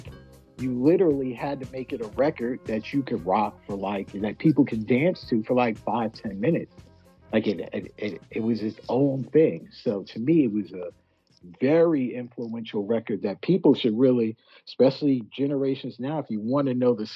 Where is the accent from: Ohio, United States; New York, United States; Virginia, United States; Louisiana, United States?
New York, United States; New York City; born or raised there; moved away as an adult; also born or lived in Manhattan / Harlem / South Bronx / California